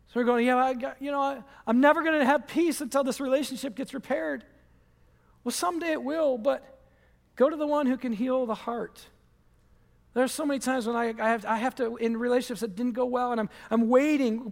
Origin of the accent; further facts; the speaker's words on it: Michigan, United States; moved away; I'm from Michigan